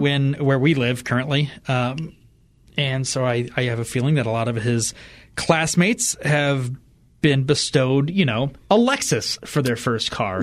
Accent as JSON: {"language": "English", "town": "Fort Wayne", "region": "Indiana", "country": "United States", "tie": "born or raised there", "moved": "yes", "said": "my hometown of Fort Wayne, Indiana"}